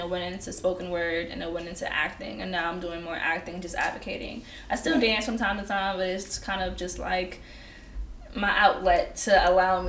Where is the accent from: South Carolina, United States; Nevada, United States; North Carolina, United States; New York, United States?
New York, United States; I'm from New York. I come out here from time to time to do some work